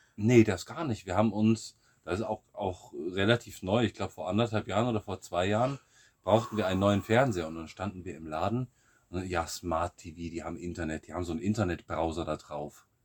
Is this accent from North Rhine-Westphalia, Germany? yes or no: yes; Siegerland, North Rhine-Westphalia, Germany; moved away as an adult; now in Bulgaria; aus meiner Heimat, aus dem, aus dem Siegerland